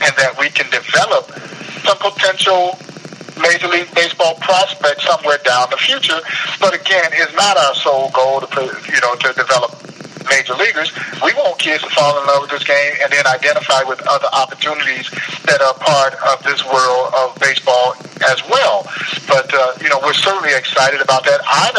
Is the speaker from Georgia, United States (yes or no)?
yes; Georgia, United States; now in Kansas City, United States; And I used to think the same thing before I left Georgia to come here because I grew up on Southern-style barbecue, you know, a lot of pulled pork and those kinds of things.